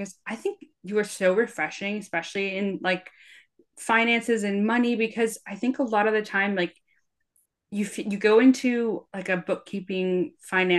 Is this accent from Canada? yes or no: yes; Canada; I'm Canadian